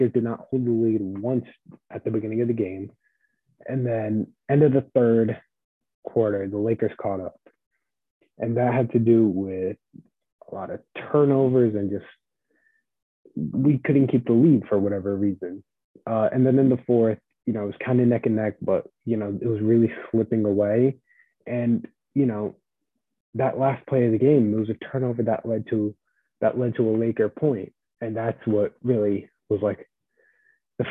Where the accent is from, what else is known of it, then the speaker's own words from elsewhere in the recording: New Jersey, United States; I'm also from New Jersey